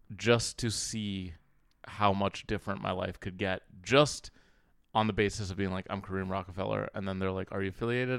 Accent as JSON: {"language": "English", "region": "Minnesota", "country": "United States", "tie": "born or raised there", "also_born_or_lived": "Cairo, Egypt", "lives_now": "New York, United States", "said": "I grew up in Minnesota"}